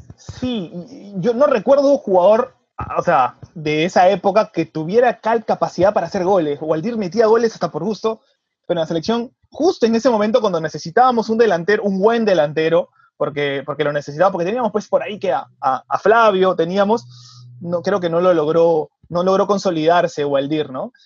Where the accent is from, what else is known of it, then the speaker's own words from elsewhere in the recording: Peru; como peruanos